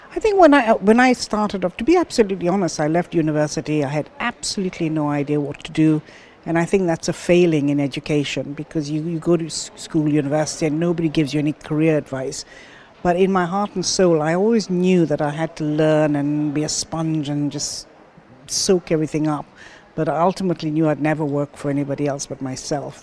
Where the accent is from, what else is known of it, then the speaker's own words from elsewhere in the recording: Kenya; also born or lived in London; now in Dubai, United Arab Emirates; I was born in Kenya.